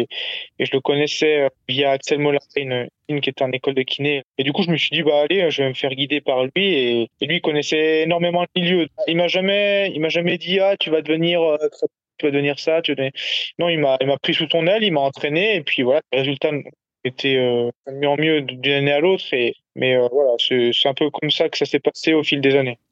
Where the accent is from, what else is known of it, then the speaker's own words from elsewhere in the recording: Savoie, Auvergne-Rhône-Alpes, France; also born or lived in Grenoble; now in Haute-Savoie, France; je suis originaire de Savoie